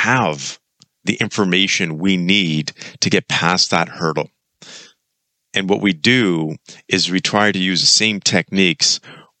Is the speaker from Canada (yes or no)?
yes; Kelowna, British Columbia, Canada; moved away; I'm actually back in my hometown, Kelowna, British Columbia.